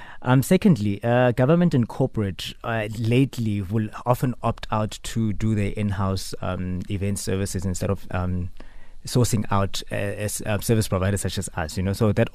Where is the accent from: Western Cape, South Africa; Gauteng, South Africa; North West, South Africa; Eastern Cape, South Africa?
North West, South Africa; Dry Harts, Taung; I'm originally from Dry Hats, a village. It's a village in Daung in the Northwest.